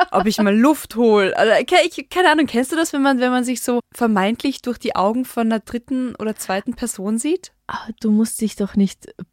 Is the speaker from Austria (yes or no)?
yes; Carinthia, Austria; moved away; da, wo ich aufgewachsen bin, ist die nächstgrößere Stadt weiter weg als die italienis